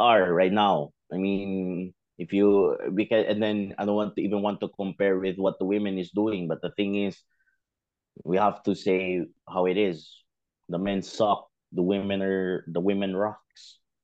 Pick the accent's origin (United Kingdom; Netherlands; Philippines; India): Philippines